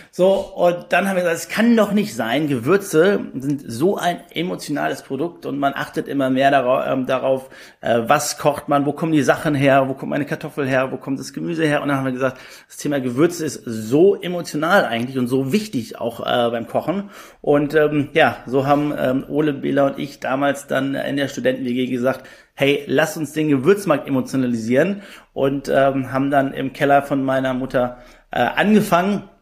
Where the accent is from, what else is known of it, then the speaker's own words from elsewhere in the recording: Düsseldorf, North Rhine-Westphalia, Germany; born there; 34 Jahre alt, bin gebürtiger Düsseldorfer und auch der Grund, warum Just Spices in Düsseldorf sitzt.